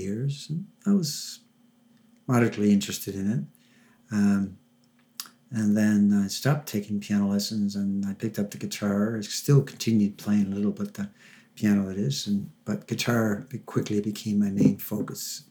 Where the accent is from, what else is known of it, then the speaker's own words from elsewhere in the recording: Gander, Newfoundland and Labrador, Canada; moved away; I was born in Gander, and I uh, have uh, my parents are from Cove, so I moved back here about 20 years ago. I've worked all across Canada